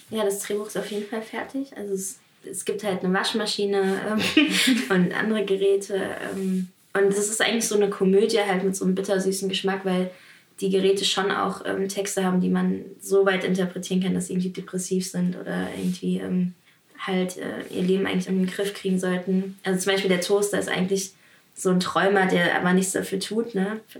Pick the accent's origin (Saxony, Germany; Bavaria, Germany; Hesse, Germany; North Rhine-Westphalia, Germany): Hesse, Germany; ich komme aus Hessen.